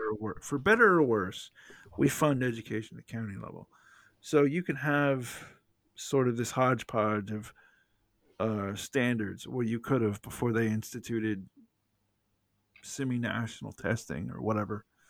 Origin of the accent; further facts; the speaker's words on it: the South, United States; I'm from the South. I say ma'am to any, any female at all